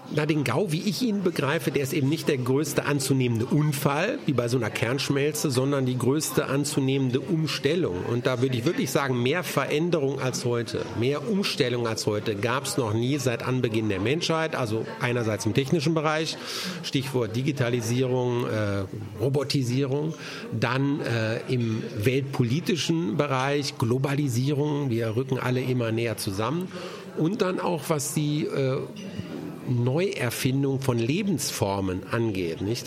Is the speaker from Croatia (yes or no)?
no; Germany; unser Land